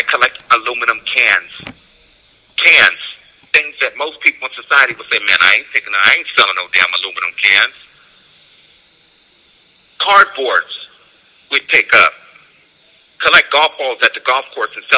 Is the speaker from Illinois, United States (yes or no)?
no; San Jose, California, United States; When I was a kid, I grew up in San Jose multicultural